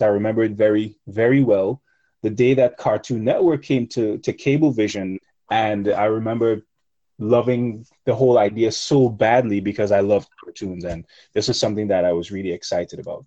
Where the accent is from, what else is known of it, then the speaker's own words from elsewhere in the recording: Grenada; I grew up in Grenada